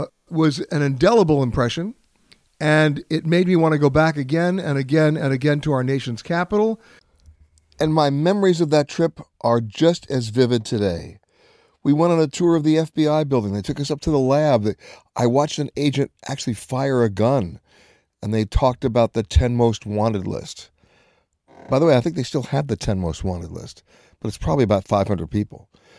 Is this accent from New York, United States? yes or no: yes; New York, United States; Growing up in New York